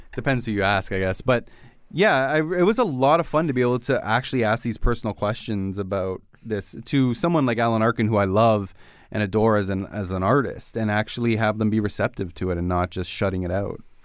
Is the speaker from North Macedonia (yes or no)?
no; Canada; as a Canadian